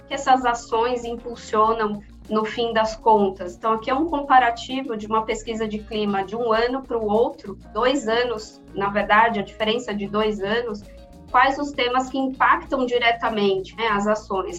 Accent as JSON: {"language": "Portuguese", "region": "São Paulo", "country": "Brazil", "tie": "born or raised there", "said": "nascida e criada aqui em São Paulo"}